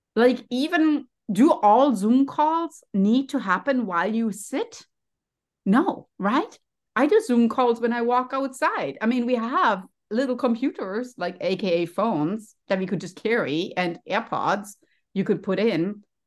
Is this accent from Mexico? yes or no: no; Germany; English is a second language; moved away as an adult; now in United States; you can maybe hear from my accent, I'm also a first generation immigrant. So I came to the United States as, as, you know, from Germany